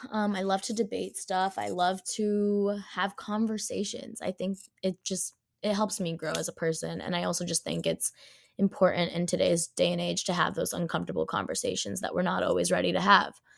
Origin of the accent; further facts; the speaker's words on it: Rhode Island, United States; as a person who has was born and raised in Rhode Island